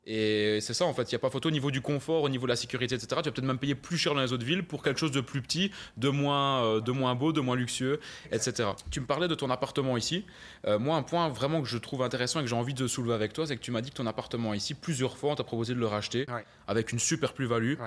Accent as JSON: {"language": "French", "country": "Belgium", "tie": "born or raised there", "said": "je suis né en, Belgique, en Europe"}